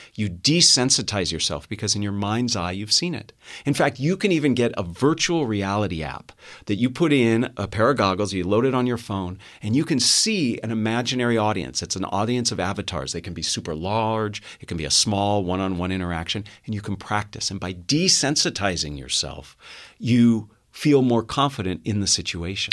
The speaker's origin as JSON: {"language": "English", "town": "Los Gatos", "region": "California", "country": "United States", "tie": "born or raised there", "said": "I'm a local boy. I, I grew up in Los Gatos, uh, a stone's throw from here"}